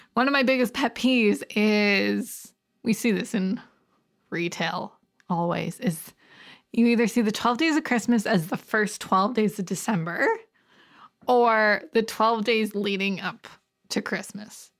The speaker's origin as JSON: {"language": "English", "country": "Canada", "said": "we're Canadian-y"}